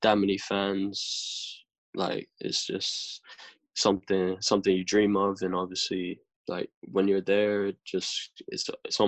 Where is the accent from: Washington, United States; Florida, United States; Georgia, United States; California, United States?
Florida, United States; moved away as an adult; now in London, United Kingdom; I'm from Florida